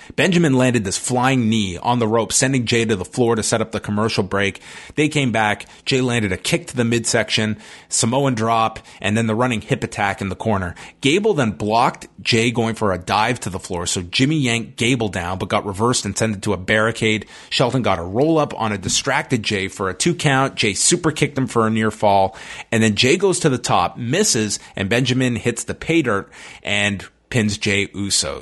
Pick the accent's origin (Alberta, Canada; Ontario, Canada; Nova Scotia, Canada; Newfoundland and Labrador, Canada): Ontario, Canada; Toronto; my hometown of Toronto.